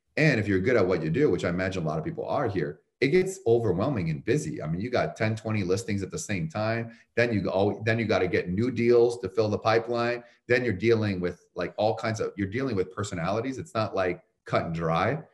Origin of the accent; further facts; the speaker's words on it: Canada; moved away as an adult; also born or lived in Chicago; now in United States; I'm from Canada originally